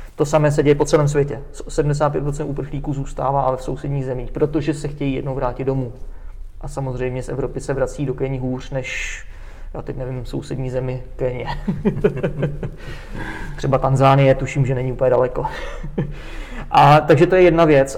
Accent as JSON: {"language": "Czech", "country": "Czechia", "also_born_or_lived": "Brno", "said": "my jsme Češi"}